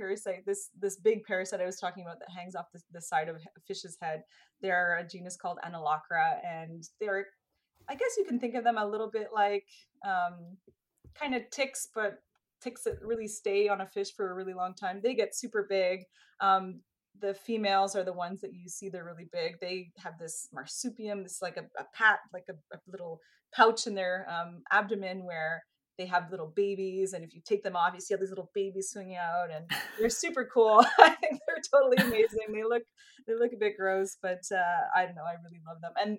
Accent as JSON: {"language": "English", "town": "Montreal", "region": "Quebec", "country": "Canada", "also_born_or_lived": "Australia / Switzerland", "moved": "as an adult", "said": "I'm originally from Montreal in Canada."}